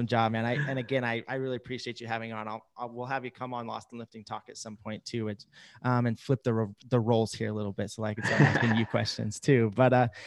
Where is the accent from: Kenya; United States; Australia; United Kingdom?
United States; Idaho; I'm in my hometown currently in Idaho. This is where I've lived. I've grown up.